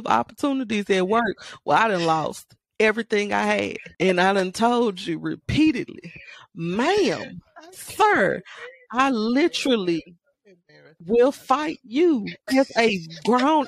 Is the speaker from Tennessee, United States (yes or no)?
yes; Memphis, Tennessee, United States; also born or lived in Mississippi; I was raised here in Memphis, Tennessee, 901